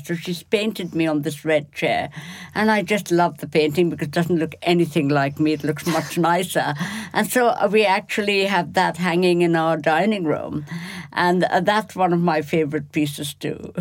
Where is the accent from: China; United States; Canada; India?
India; Kolkata, West Bengal; moved away; I come from Bengal, which is very rich in terms of art